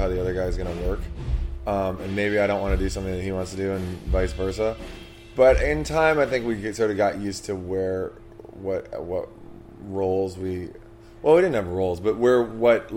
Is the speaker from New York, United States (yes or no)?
no; Washington, District of Columbia, United States; We're both from Washington, D.C.